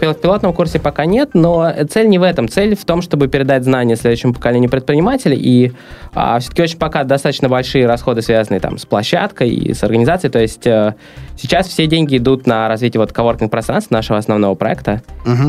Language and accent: Russian; Saint Petersburg, Russia; also born or lived in Los Angeles, United States / San Francisco Bay Area, United States; Я родился в Питере. А, мне 28 лет. И до 23 лет я жил в Питере